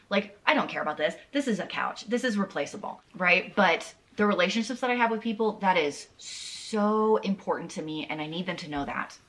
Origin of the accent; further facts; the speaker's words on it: the South, United States; I'm from the South